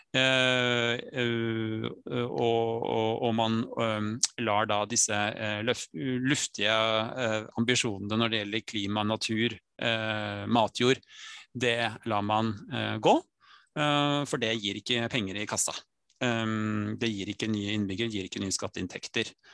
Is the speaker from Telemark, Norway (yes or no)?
yes; Skien, Telemark, Norway; moved away; also born or lived in Nesodden; født og oppvokst i Skien